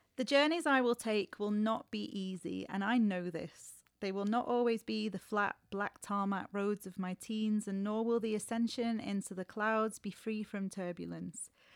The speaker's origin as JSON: {"language": "English", "town": "Warrington", "region": "North West England", "country": "United Kingdom", "tie": "born or raised there", "said": "I grew up in Warrington, really close to Liverpool and Manchester"}